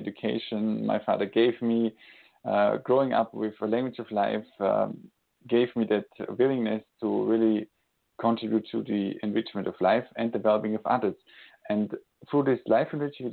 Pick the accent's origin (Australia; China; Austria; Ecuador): Austria; now in Switzerland; I'm today calling from Switzerland, Europe, and born in Austria